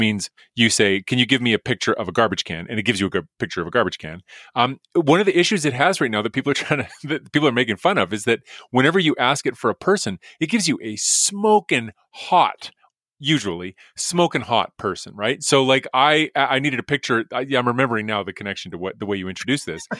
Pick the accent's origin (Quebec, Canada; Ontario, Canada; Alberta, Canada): Alberta, Canada; Edmonton; I grew up in Edmonton, went to the U